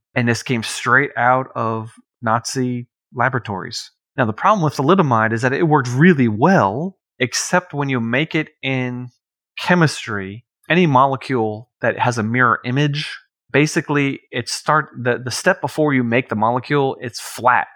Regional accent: the Hamptons, Long Island, New York, United States; I grew up on Long Island on the South Fork in the Hamptons.

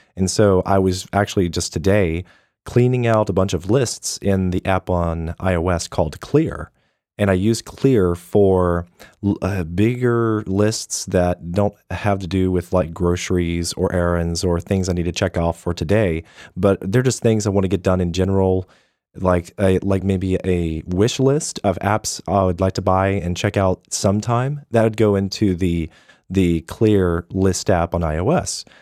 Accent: United States; I'm an American

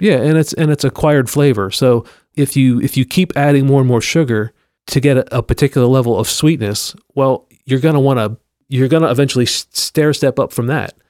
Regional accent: Pennsylvania, United States; moved away; I grew up in Pennsylvania

